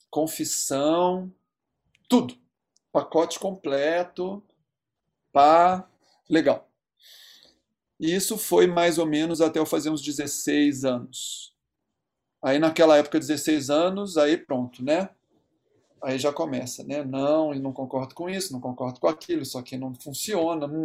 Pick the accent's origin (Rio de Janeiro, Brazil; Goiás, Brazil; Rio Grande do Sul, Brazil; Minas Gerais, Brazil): Rio de Janeiro, Brazil; now in São Paulo, Brazil; para as pessoas que vinham de fora, né, eu vim do Rio, enfim...